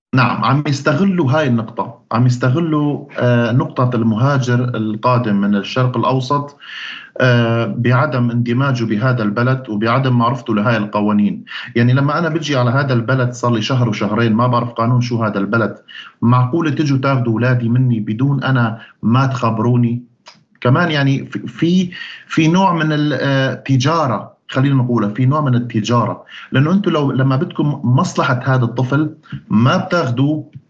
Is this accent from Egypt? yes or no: no; Syria; moved away as an adult; also born or lived in Sweden; أنا مواطن سوري